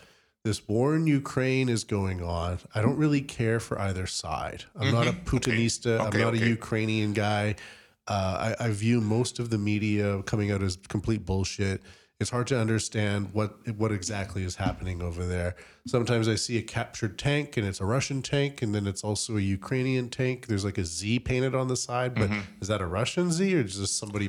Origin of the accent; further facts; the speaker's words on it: Canada; I'm a Norwegian as well as a Canadian, right.